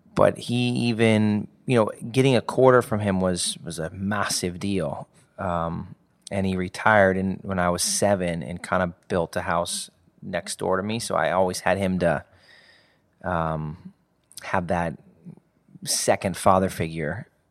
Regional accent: Indianapolis, Indiana, United States; Grew up in, uh, the south side of, of Indianapolis.

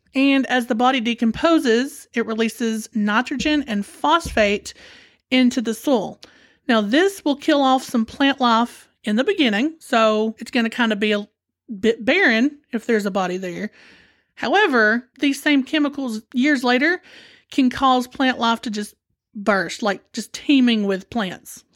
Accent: United States

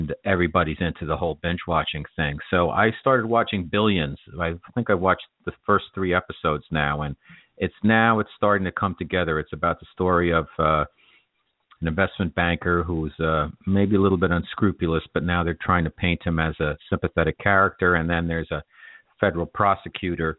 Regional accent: New York, United States; as a New Yorker

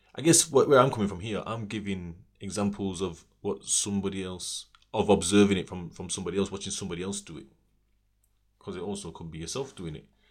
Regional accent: Sheffield, Yorkshire and the Humber, United Kingdom; I'm from Sheffield

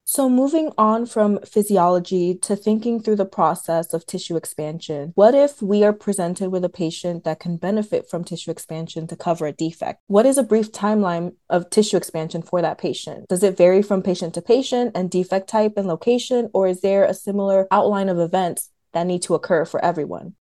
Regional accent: Atlanta, Georgia, United States; also born or lived in New Jersey; Originally from New Jersey, but I grew up in Metro Atlanta

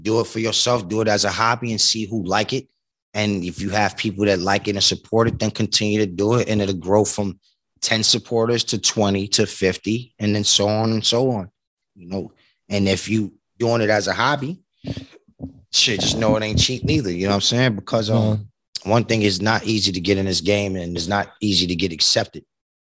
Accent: New York City, New York, United States; also born or lived in Lower East Side, Manhattan; I come from Far Rockaway, Queens, and living in Lower East Side, Manhattan. Nigga never really left New York, period

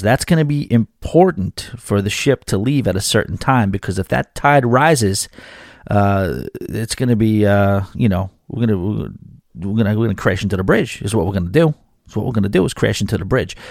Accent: New York City, New York, United States; moved away; New York City, my hometown, a town that I probably will end up living back in at some point

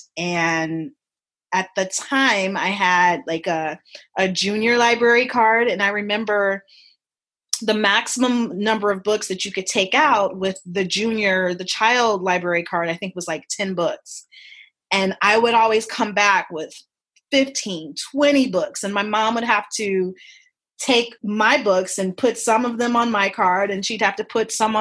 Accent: Chicago, Illinois, United States; I grew up in Chicago in the 80s and the 90s.

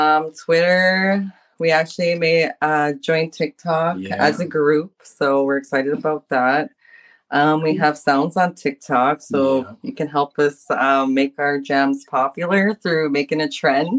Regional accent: Norway House, Manitoba, Canada; I grew up in Norway house.

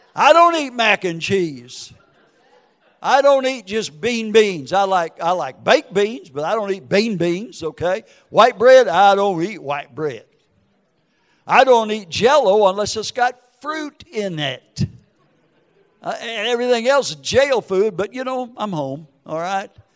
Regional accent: Minneapolis, Minnesota, United States; moved away; also born or lived in Wisconsin; Wisconsin, Minneapolis, Minnesota

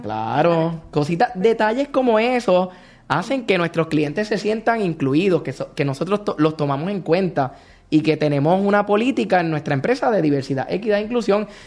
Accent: Puerto Rico; nosotros como puertorriqueños tenemos nuestra propia jerga

